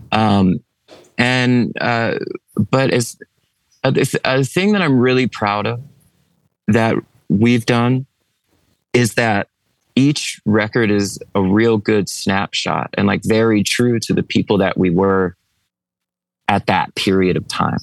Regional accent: East Coast, United States; we're from the East Coast

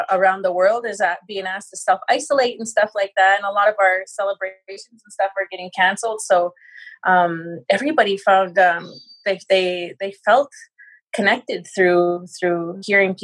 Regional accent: Saddle Lake, Alberta, Canada; now in St. Paul, Canada; we're actually currently residing in St. Paul, Alberta, but I'm from Sad Lake

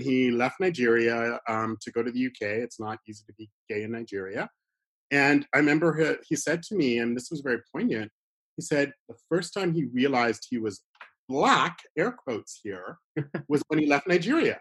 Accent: Toronto, Ontario, Canada; I was born here in Toronto, but my family emigrated from Bermuda to Toronto

